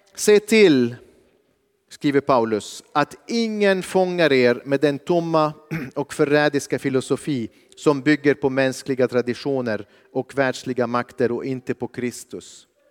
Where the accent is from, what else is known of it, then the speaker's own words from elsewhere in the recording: Lebanon; now in Sweden; jag kommer från Libanon, jag växte upp under kriget.